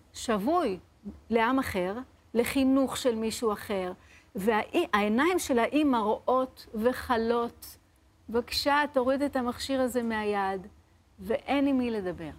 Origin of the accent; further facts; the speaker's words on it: Lod, Central District, Israel; אני גדלתי בבית מסורתי, פשוט, בלוד, בעיר לוד